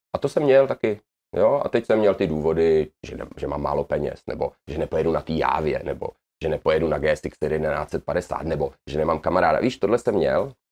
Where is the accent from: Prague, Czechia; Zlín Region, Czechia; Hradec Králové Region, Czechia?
Prague, Czechia; moved away as an adult; also born or lived in Angola; now in Japan; Já jsem Pražák křtěný Vltavou